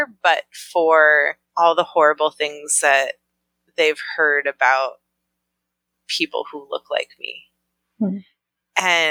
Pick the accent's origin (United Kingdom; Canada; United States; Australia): United States; Highland Park, Illinois; moved away as an adult; also born or lived in Ohio; now in Southern Oklahoma, United States; I'm from Highland Park. I was raised in that sweet little bubble of conservative Jews in the North Shore of Chicago